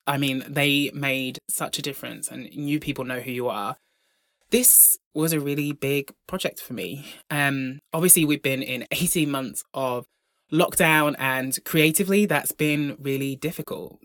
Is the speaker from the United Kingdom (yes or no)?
yes; Brompton, Devon, South West England, United Kingdom; I grew up in Devon, in the largest village in Devon called Brompton.